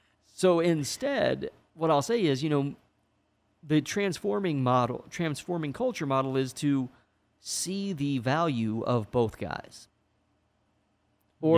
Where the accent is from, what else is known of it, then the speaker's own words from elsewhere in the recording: Indiana, United States; moved away; I'm from Indiana